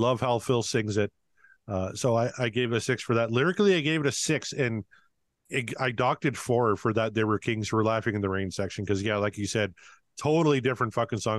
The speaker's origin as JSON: {"language": "English", "country": "Canada", "said": "I'm very Canadian"}